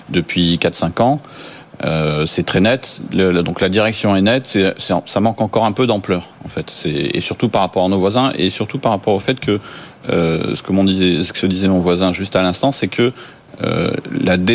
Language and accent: French; France; peut-être parce qu'on est français